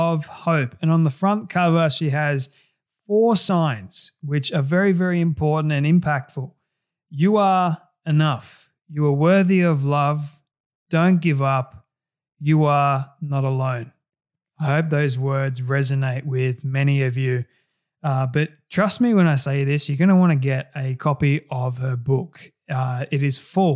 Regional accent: Australia; accent: Aussie; getting rid of the Aussie accent

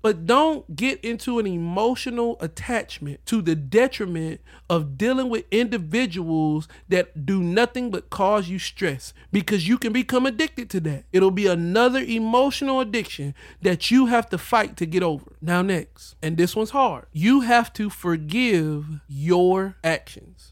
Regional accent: the South, United States; I was raised in the South

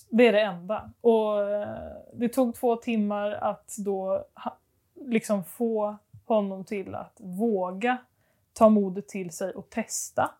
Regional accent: Stockholm, Stockholm County, Sweden; moved away; jag är uppvuxen i Stockholm

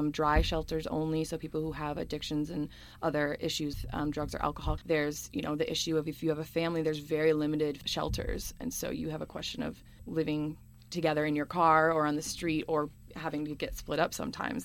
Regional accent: Madison, Wisconsin, United States; I'm from Madison, Wisconsin.

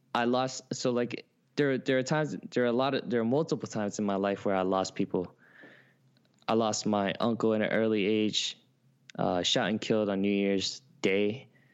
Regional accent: Oakland, California, United States; moved away as an adult; also born or lived in San Francisco; now in New York, United States; I was born in San Francisco, but raised in Oakland, California.

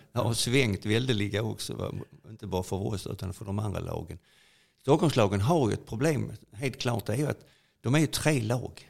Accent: Sweden; also born or lived in Italy; Från när jag föddes på Roskildevägen över Italien med mor och far och uppväxten på Roskildevägen

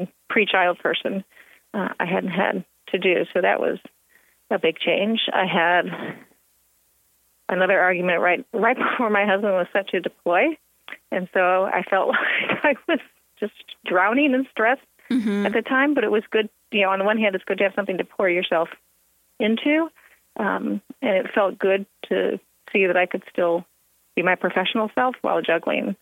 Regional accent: Illinois, United States; moved away; a Midwestern phrase because I'm from Illinois

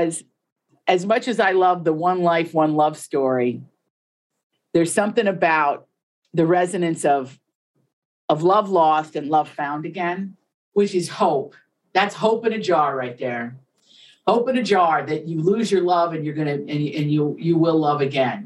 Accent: Appalachia, United States; I grew up in Appalachia where there were like, we had to dig to find Italians

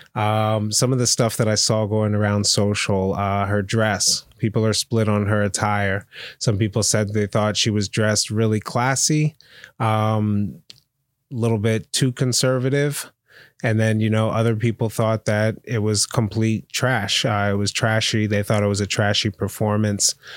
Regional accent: Pennsylvania, United States; I'm from Pennsylvania

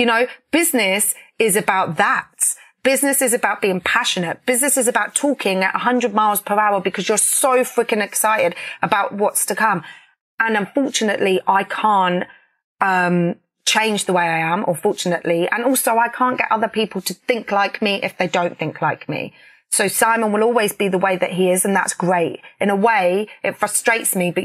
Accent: Peterborough, East of England, United Kingdom; where I grew up in Peterborough

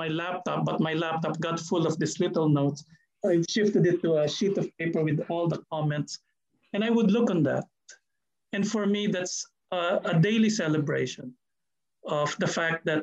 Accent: Philippines; now in New Zealand; I'm Filipino

